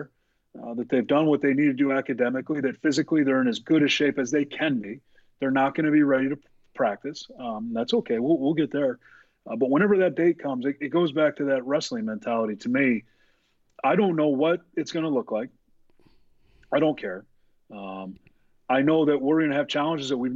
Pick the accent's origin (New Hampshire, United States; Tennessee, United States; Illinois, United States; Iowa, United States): Iowa, United States; Iowa City; I was raised in Iowa City